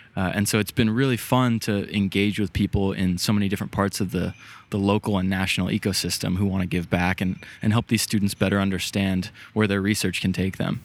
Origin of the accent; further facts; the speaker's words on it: San Diego, California, United States; moved away; growing up, I, I'm from San Diego originally